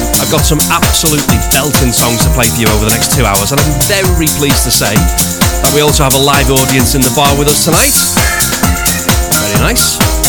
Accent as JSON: {"language": "English", "town": "Liverpool", "region": "North West England", "country": "United Kingdom", "said": "I should say Kooks because I'm from Liverpool."}